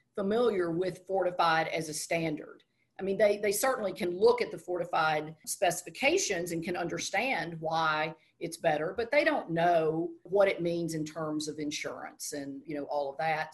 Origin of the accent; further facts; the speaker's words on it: Texas, United States; moved away as an adult; also born or lived in South Carolina; I'm from Texas